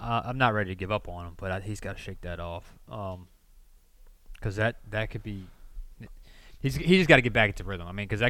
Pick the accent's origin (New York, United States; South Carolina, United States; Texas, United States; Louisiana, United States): Louisiana, United States; South; I'm from South Louisiana.